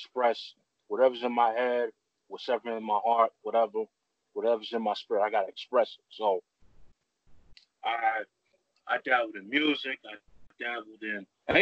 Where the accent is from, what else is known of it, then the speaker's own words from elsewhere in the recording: New York City, New York, United States; growing up in Bed-Stuy, you know, it's predominantly black neighborhood.